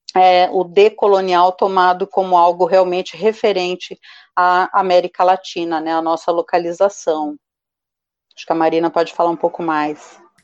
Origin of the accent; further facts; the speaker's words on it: Brazil; nós brasileiras e brasileiros